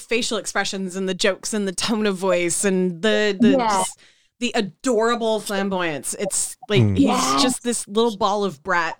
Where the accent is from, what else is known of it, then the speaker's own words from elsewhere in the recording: Seattle, Washington, United States; having been born and raised in Seattle